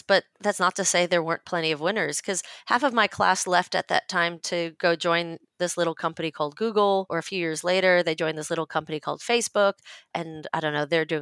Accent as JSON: {"language": "English", "region": "New York", "country": "United States", "tie": "born or raised there", "also_born_or_lived": "Stanford, California", "moved": "as an adult", "said": "And I grew up in New York, but went to university in Stanford"}